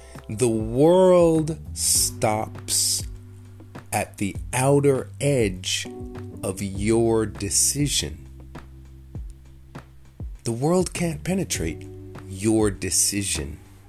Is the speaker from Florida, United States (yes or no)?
no; New York City, New York, United States; I grew up in New York City. I remember as a kid hearing the New York accent. Now, I'm Jamaican. So in my house, my mother, my father, all my aunts and uncles were speaking with this Jamaican accent.